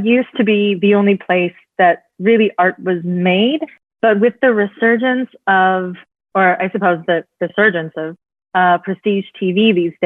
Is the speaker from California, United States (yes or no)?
yes; Bay Area, California, United States; I'm from the Bay Area